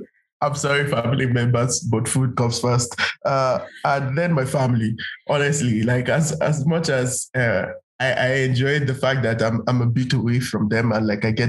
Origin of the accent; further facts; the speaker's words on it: Nigeria; moved away as an adult; now in Kenya; We as Nigerians, we're known for greatness